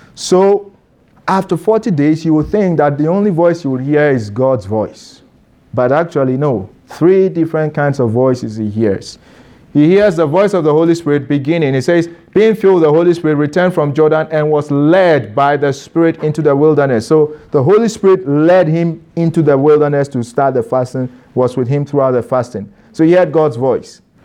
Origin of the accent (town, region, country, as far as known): Ghana; moved away as an adult